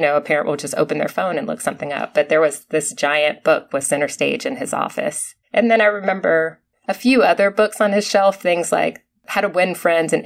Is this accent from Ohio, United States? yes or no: yes; Akron, Ohio, United States; also born or lived in Kent, Ohio; I grew up in Akron, Ohio. Prior to that, I was in Kent, Ohio up until preschool